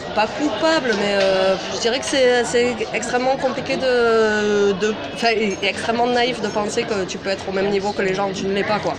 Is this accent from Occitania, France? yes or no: yes; Albi, Occitania, France; moved away as an adult; also born or lived in Brussels, Belgium; now in Berlin, Germany; j'ai habité 18 ans à Albi parce que j'y suis née